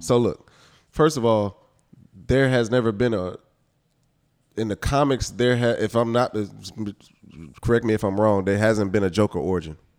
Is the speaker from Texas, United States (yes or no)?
yes; Houston, Texas, United States; Growing up in Houston, listen to, like, all our screw culture